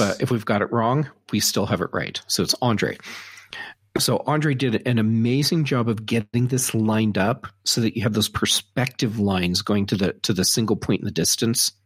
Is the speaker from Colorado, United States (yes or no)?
yes; Colorado, United States; I'm from Colorado